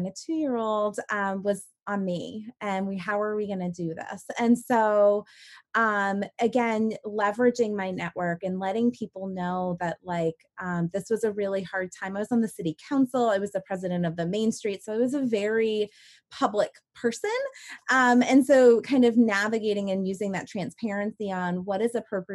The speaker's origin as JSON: {"language": "English", "region": "Maine", "country": "United States", "tie": "born or raised there", "moved": "as an adult", "said": "move back to my hometown and to help run Maine's first seed accelerator"}